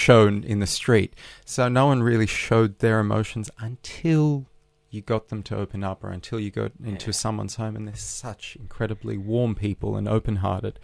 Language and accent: English; Sydney, New South Wales, Australia; English is a second language; moved away as an adult; also born or lived in Odessa, Ukraine / St. Petersburg, Russia / Berlin, Germany; I'm an Australian boy who grew up in Bondi